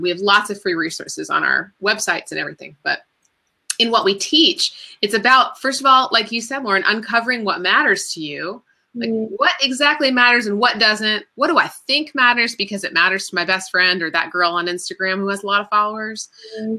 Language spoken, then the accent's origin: English; Florida, United States; also born or lived in Washington, D.C. / Bethesda, Maryland; now in Chapel Hill, United States; And then my family moved to Florida